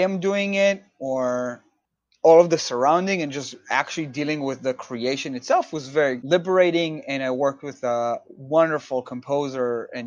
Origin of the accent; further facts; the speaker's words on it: Israel; moved away as an adult; now in New York, United States; I'm originally from Israel